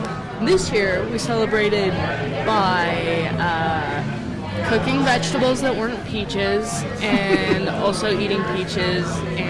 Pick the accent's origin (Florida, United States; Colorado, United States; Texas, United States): Colorado, United States; Mead; also born or lived in Washington, D.C.; I grew up in, like, northern Colorado. The way I explain it to people is I grew up at Mead. It's a exit on the highway that you've probably seen if you're driving to Fort Collins